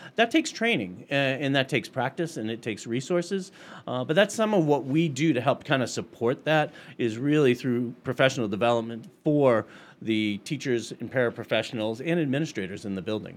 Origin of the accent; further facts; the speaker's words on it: Middlefield, Massachusetts, United States; I was twelve miles from school growing up in Middlefield, Mass.